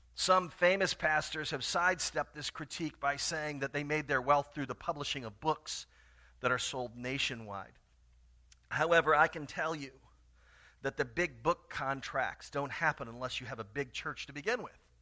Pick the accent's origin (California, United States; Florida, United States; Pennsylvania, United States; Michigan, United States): Florida, United States; Tallahassee; moved away; my hometown of Tallahassee, Florida